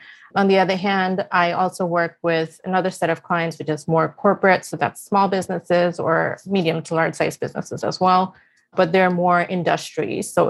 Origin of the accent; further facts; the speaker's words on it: India; now in United States; I moved from India to the US in 2006